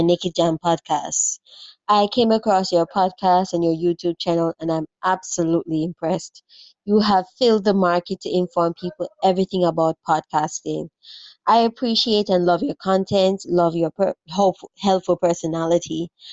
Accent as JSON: {"language": "English", "country": "Jamaica", "said": "I'm a Jamaican podcaster"}